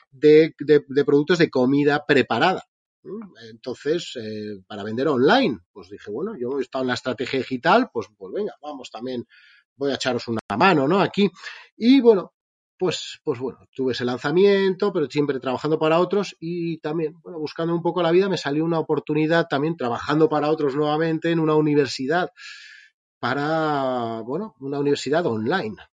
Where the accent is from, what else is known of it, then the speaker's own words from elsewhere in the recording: Spain; como bien dices, vengo de España, os, escucho mucho, siempre invitas a emprendedores de ahí de Latinoamérica